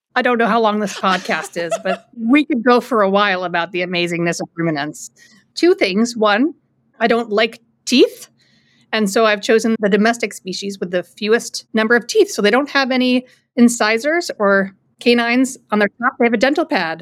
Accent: Anchorage, Alaska, United States; moved away as an adult; also born or lived in New Hampshire; now in central New York, United States; I was born and raised in Anchorage, Alaska

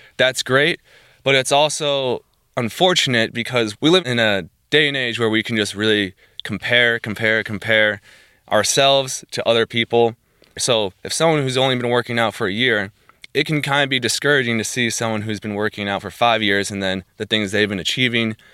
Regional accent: New Jersey, United States; moved away as an adult; now in Bourbonnais, United States; I am originally from New Jersey. I grew up there basically all my life

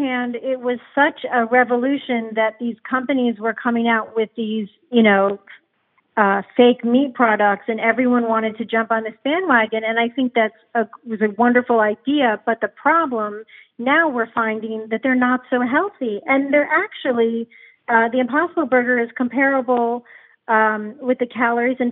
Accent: United States; also born or lived in France; I am an American through and through. I love our country

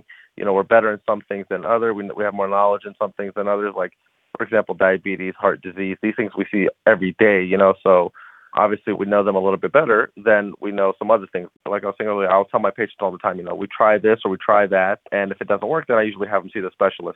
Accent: Columbus, Ohio, United States; also born or lived in Chicago; I was born and raised in Columbus.

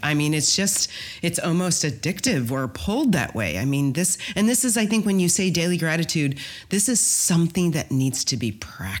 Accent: Midwest, United States; I'm from the Midwest. Of course I have.

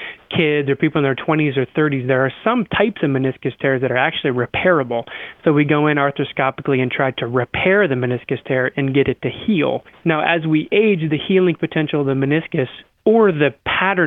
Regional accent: Iowa, United States; I'm from Iowa and grew up mowing yards

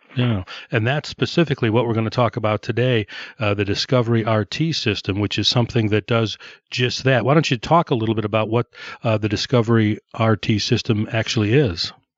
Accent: Downers Grove, Illinois, United States; I went to Downers North

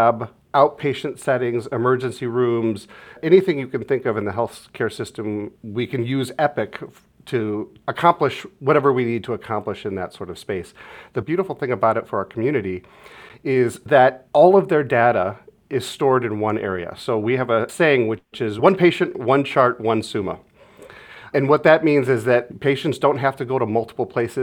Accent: Mentor, Ohio, United States; I'm a local guy. So I grew up in Northeast Ohio and Mentor, about an hour northeast of here

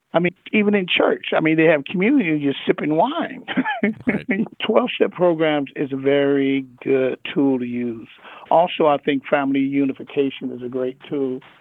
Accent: Los Angeles, California, United States; I come from South Central

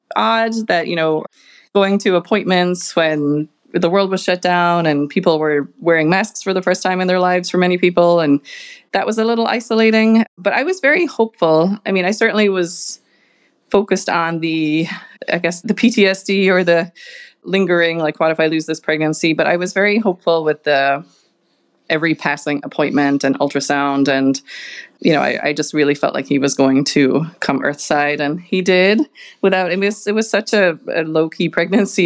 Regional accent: Ireland; moved away as an adult; also born or lived in Boston; now in Chicago, United States; I am originally from Ireland, if you can't pick it up from my accent

